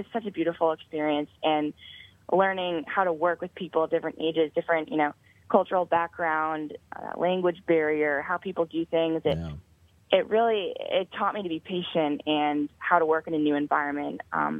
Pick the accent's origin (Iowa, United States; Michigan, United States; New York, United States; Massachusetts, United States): Massachusetts, United States; Boston; I'm actually from the Boston area